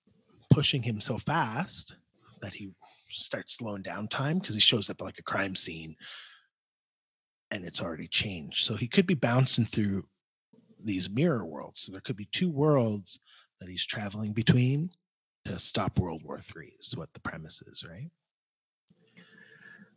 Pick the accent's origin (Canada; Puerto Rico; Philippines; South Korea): Canada; as a Canadian. I liked the part where he hates on the Americans.